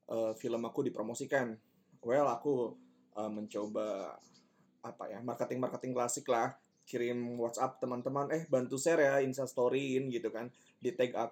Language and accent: Indonesian; Kuningan, West Java, Indonesia; aku asli dari Kuningan besar di Kuningan lahiran 98 umur 23